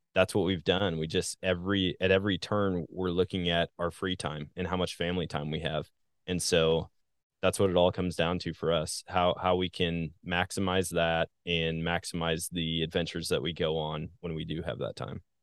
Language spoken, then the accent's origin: English; Wisconsin, United States; moved away as an adult; also born or lived in Missouri / Colorado; now in Southwest Missouri, United States; I live in Southwest Missouri, born and raised in Wisconsin